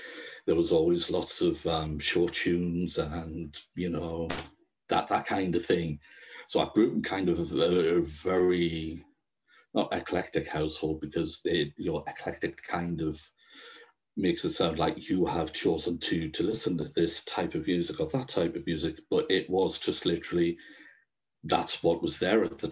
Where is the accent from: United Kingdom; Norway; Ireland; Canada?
United Kingdom; Sunderland and Durham, the Northeast, North East England; I'm from Sunderland and Durham in the Northeast